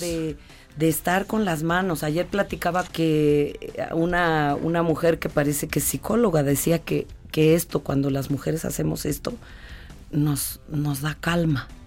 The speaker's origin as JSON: {"language": "Spanish", "region": "Oaxaca", "country": "Mexico", "said": "mi tierra, Oaxaca"}